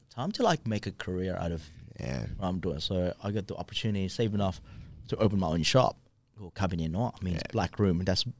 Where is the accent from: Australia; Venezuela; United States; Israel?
Australia; I'm like, yeah, we're b-boys. We're from Australia.